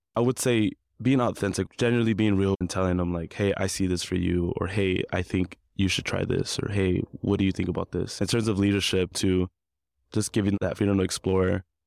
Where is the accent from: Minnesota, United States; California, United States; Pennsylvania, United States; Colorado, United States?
California, United States; Compton; now in Long Beach, United States; I grew up in Compton, California, and currently residing in Long Beach